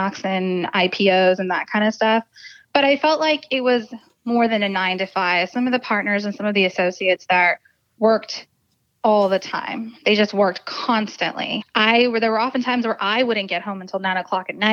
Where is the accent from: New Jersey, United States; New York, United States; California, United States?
California, United States; Fremont; also born or lived in New Delhi, India / Pleasanton, California; I was raised in Fremont